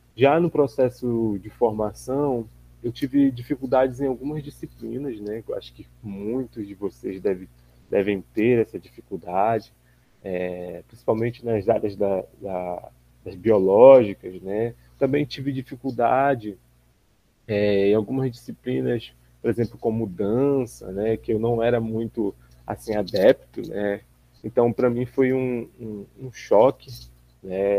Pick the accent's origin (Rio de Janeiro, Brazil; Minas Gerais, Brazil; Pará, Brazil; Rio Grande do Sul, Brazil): Pará, Brazil; Belém; moved away as an adult; now in Miracema, Brazil; Eu sou natural de Belém do Pará